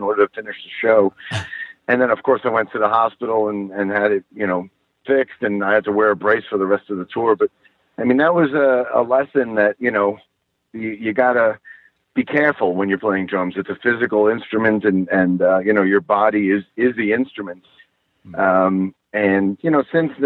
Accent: Long Island, New York, United States; I grew up on Long Island.

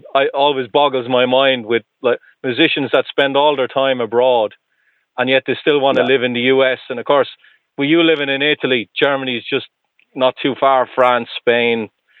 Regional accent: Ireland; now in Boston, United States; I am Irish, yes, I am.

